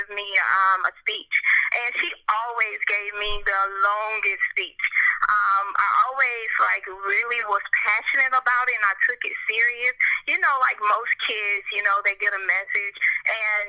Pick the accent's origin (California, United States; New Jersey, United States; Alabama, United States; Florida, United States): Alabama, United States; Lowndes County; also born or lived in Montgomery, Alabama; now in Nashville, United States; I currently live in Nashville, and I'm from Lowndes County, Alabama. It's a small country town